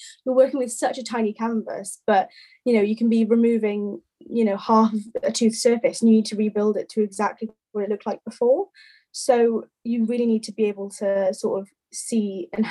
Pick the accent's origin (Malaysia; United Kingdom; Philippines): United Kingdom; Wales; I'm actually from Wales